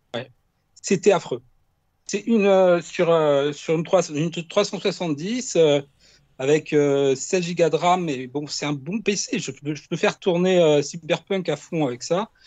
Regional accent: Ajaccio, Corsica, France; est d'Ajaccio, mais moi aussi.

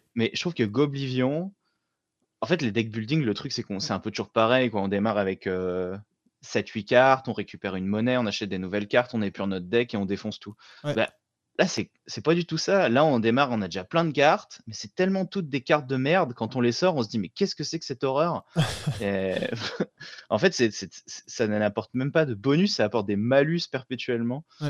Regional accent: France; also born or lived in Chambéry, Savoie (lives); je suis français, mais à la base, c'est italien, euh, la région de Venise.

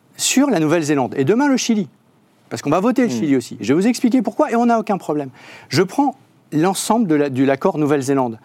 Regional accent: Hauts-de-France, France; la région des Hauts-de-France dont je viens

